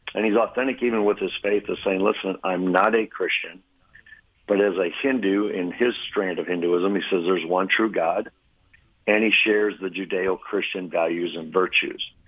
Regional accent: Iowa, United States; I was from Iowa

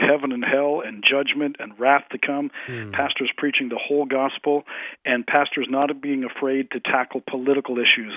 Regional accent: Canada; moved away as an adult; now in Collinsville, United States; I grew up in Canada.

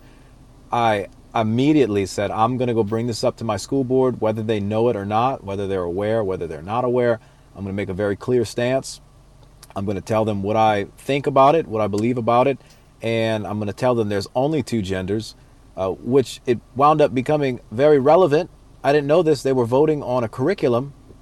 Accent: Louisiana, United States; I'm from Louisiana.

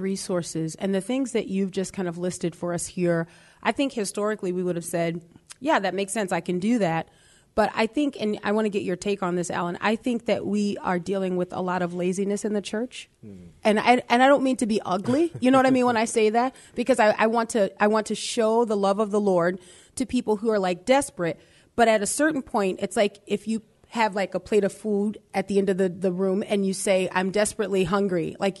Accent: New Orleans, Louisiana, United States; Do you know we're from New Orleans?

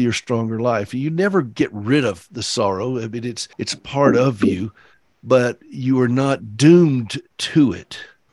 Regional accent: Anderson, South Carolina, United States; moved away; my hometown in Anderson, South Carolina

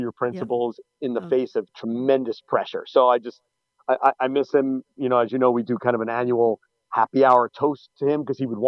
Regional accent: Plainview, New York, United States; the town I grew up, a town called Plainview, New York, for anyone from that area, it's kind of Eastern Nassau County

